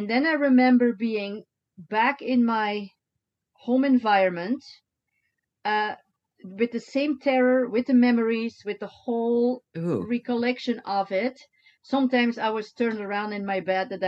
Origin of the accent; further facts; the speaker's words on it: Deinze, Flanders, Belgium; moved away as an adult; in my hometown, Deinze, in Belgium